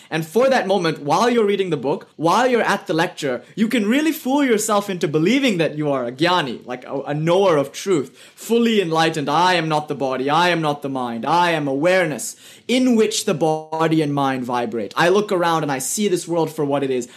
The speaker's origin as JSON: {"language": "English", "country": "United Kingdom", "accent": "British", "said": "my British accent"}